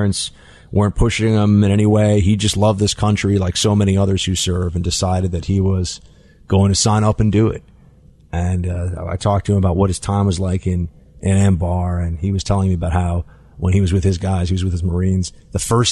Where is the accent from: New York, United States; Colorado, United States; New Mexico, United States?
New York, United States; New York City; I grew up in New York City